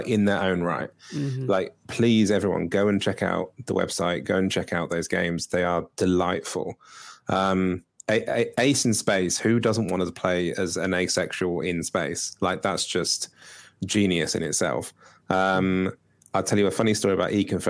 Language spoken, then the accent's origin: English; United Kingdom; I'm awkwardly British